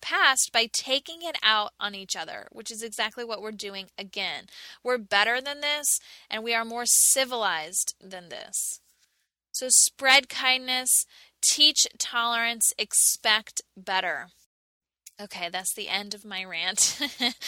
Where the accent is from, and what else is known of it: United States